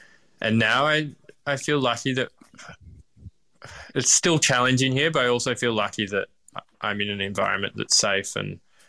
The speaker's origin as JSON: {"language": "English", "town": "Melbourne", "region": "Victoria", "country": "Australia", "tie": "born or raised there", "said": "And I guess also I'm born and bred in Melbourne, so doing things in Melbourne is incredibly easy in comparison."}